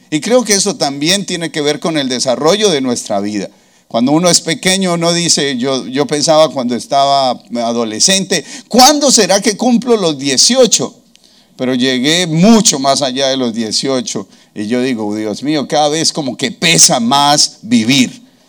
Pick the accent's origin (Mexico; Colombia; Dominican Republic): Colombia; nuestro himno nacional colombiano